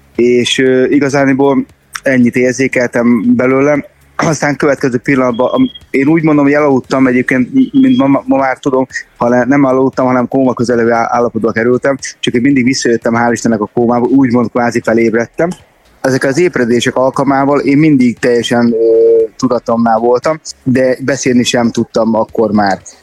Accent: Szeged, Csongrád-Csanád, Hungary; ugye mi szegediek vagyunk

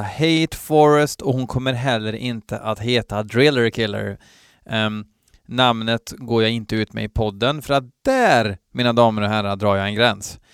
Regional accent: Värmland, Sweden; Från botten av mitt värmländska heavy metal-hjärta

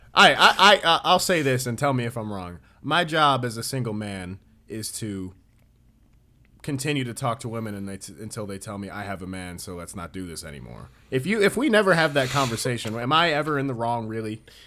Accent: United States; as an American

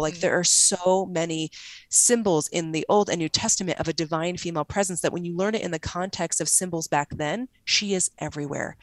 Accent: Arizona, United States; also born or lived in Salt Lake City; I'm from Arizona

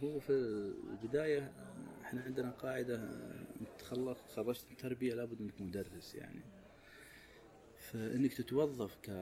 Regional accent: Saudi Arabia; احنا كسعوديين

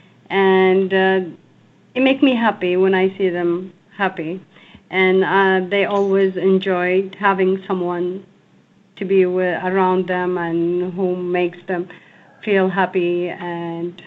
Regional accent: Yemen; now in United States; I'm from Yemen

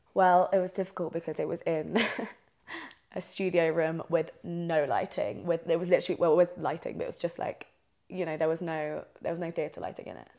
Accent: South East England, United Kingdom; moved away as an adult; now in Albuquerque, United States; I'm from England, so I'm from the southeast of England

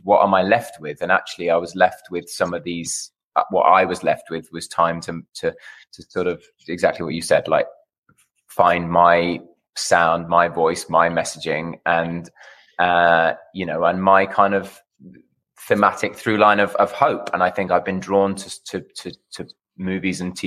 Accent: United Kingdom; now in Los Angeles, United States; I'm a Brit

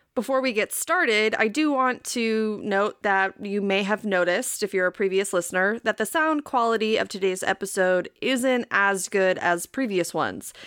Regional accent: Wisconsin, United States; accent: Wisconsin; my little Wisconsin accent

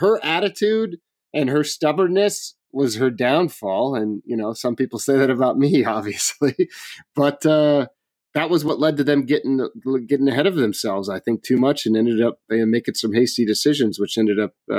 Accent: Oregon, United States; I could introduce you to 10 different couples like that that I grew up with in Oregon

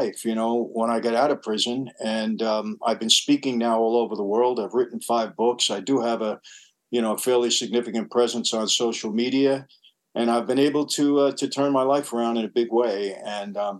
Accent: New York City, New York, United States; also born or lived in Long Island; I grew up in New York and Brooklyn

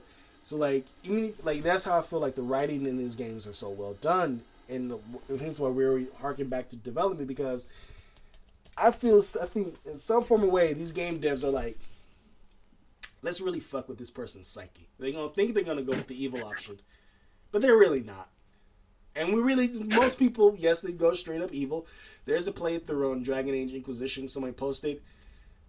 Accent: Los Angeles, California, United States; This is my home state, and this is my city

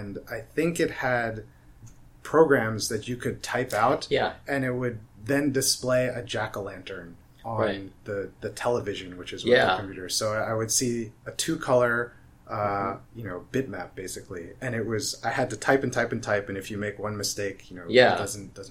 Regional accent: New Jersey, United States; My background, I come from New Jersey, so I'm from the East Coast

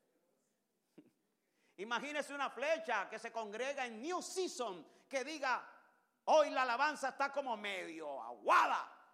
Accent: Colombia; Yo no soy gringo, yo soy colombiano.

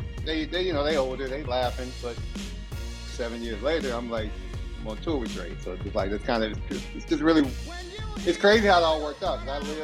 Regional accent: Compton, California, United States; I was born and raised in Compton day one. There's no, I didn't move there like a lot of these dudes from Compton

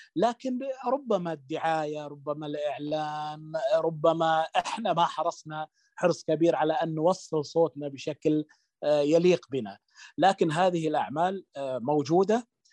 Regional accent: Saudi Arabia; احنا نعتد يعني نعتد فيه كسعوديين

